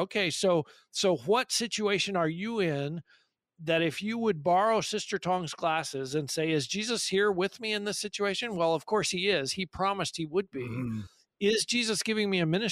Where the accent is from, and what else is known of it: California, United States; also born or lived in Papua New Guinea